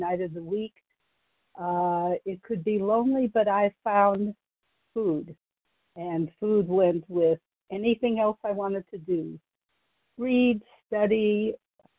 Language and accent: English; Ohio, United States; now in Texas, United States; I grew up in Ohio.